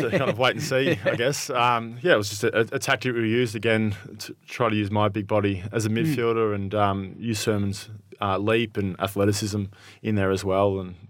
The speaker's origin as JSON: {"language": "English", "town": "Shepparton", "region": "Victoria", "country": "Australia", "tie": "born or raised there", "said": "Yeah, so I grew up in Shepparton, so about 2 hours northeast of Melbourne. And, grew up in a pretty footy loving family."}